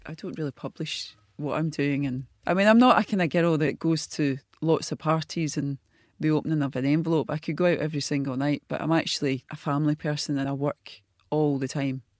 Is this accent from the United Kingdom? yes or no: yes; Glasgow, Scotland, United Kingdom; a wee girl from the East End of Glasgow, life school at fifteen